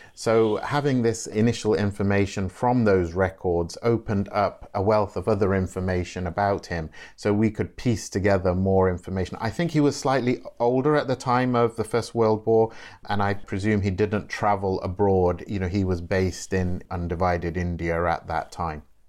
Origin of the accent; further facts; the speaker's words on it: Nottingham, East Midlands, United Kingdom; I was born and bred in Nottingham in the seventies